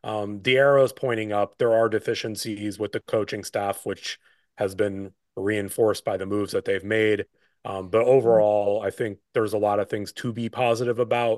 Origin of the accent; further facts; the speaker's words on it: Pennsylvania, United States; I grew up in Pennsylvania, so I grew up in the heart of Eagles country.